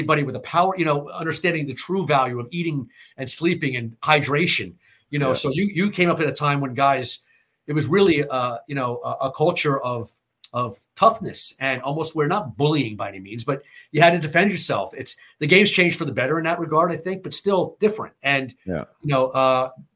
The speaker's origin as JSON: {"language": "English", "country": "United States", "tie": "born or raised there", "said": "growing up in America"}